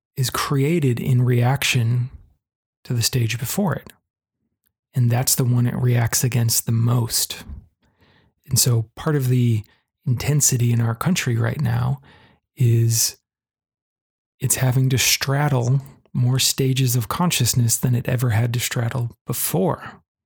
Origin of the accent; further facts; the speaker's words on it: United States; here in the US, my home country